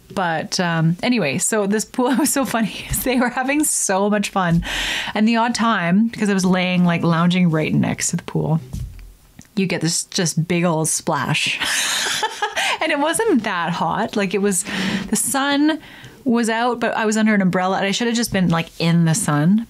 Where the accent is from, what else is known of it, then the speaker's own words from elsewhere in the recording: Canada; I'm Canadian